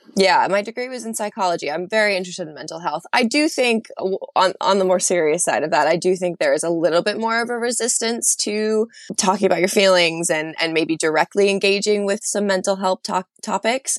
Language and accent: English; United States; moved away as an adult; now in London, United Kingdom; as an American